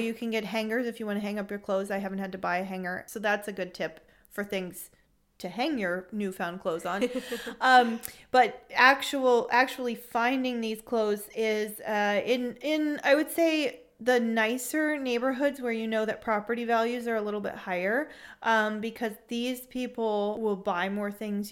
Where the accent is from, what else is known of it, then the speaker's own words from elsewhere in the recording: San Francisco Bay Area, California, United States; moved away as an adult; now in Freiburg, Germany; I'm from the San Francisco Bay Area originally